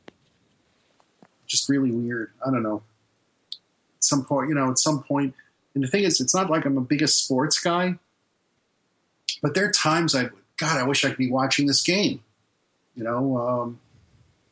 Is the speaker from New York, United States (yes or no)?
yes; New York City, New York, United States; now in Florida, United States; I wasn't born here in Florida. I'm from Brooklyn, fucking New York